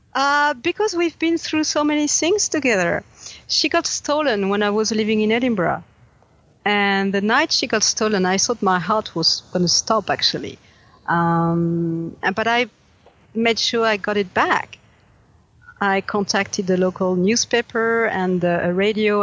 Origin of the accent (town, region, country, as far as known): France